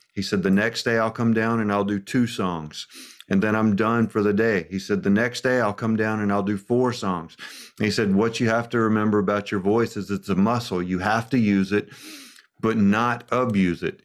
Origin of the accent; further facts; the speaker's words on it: Birmingham, Alabama, United States; I'm a hillbilly from Alabama